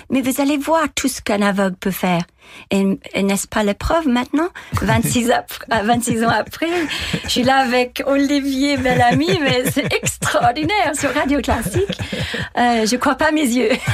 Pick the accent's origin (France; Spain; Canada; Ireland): Ireland; Dundalk, Leinster; French is a second language; moved away; also born or lived in Dublin; chez moi, à Dundalk